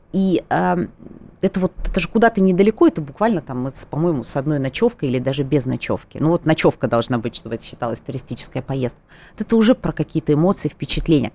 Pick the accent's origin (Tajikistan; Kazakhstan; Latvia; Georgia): Georgia; Tskhinvali, South Ossetia; moved away as an adult; now in Moscow, Russia; Я тоже осетинка, я, более того, родилась, выросла в Осетии, в городе Цхинвал